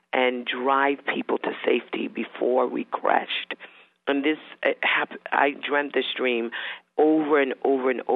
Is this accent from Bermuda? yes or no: yes; Bermuda; I was born in Bermuda